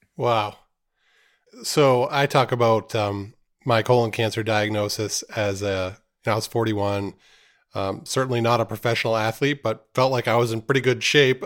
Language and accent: English; Maine, United States; like most, most boys growing up in Maine, I had dreams of playing for the Red Sox.